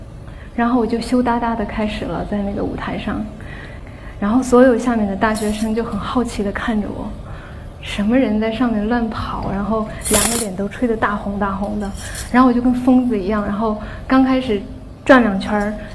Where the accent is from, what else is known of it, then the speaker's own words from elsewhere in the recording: Qinghai, China; moved away; 我带着大家去了我的家乡青海